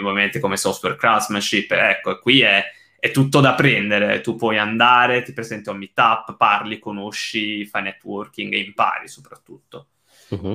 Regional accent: Italy; moved away as an adult; now in England, United Kingdom; sono emigrato dall'Italia, um, io, so, io, sono basato in Inghilterra

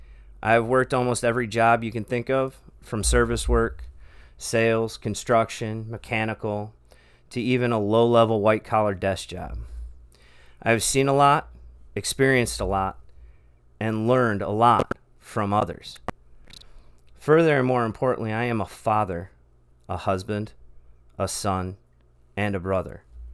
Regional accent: Michigan, United States; also born or lived in Texas; I am an American man that has lived a lot of life in many areas of this great country in 38 years. I was born outside Houston, Texas, moved when I was 3 to the east suburbs of Detroit, Michigan, and now live in Central Florida.

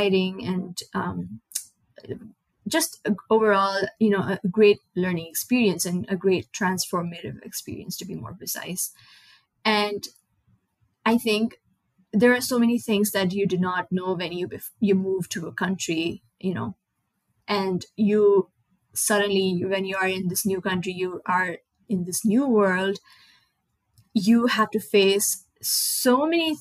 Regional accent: Nepal; first language Nepali; English is a second language; moved away as an adult; now in United States; I moved from Nepal, which is a small South Asian country.

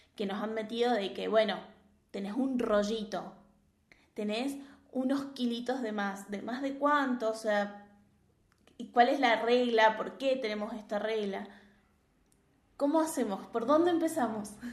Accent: Argentina; acá sí hay una creencia muy generalizada, por ejemplo en Argentina

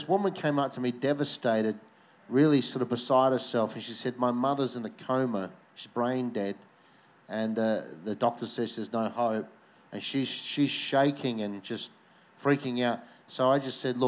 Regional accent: Victor Harbor, South Australia, Australia; also born or lived in Adelaide; It was in my hometown. We did a conference in Victor Harbour.

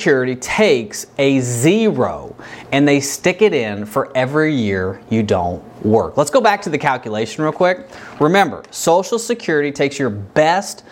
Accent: Kentucky, United States; I'm from Kentucky.

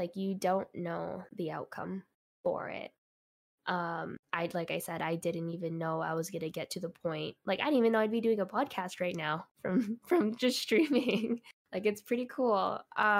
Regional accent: New York, United States; born there; I was born in New York, so of course I went to New York a lot.

